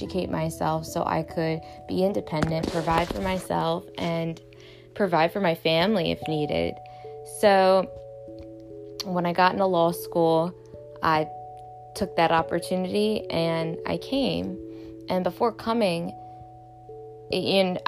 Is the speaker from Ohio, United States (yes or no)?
no; Baltimore, Maryland, United States; I grew up in Baltimore, Maryland, where my dad died when I was 16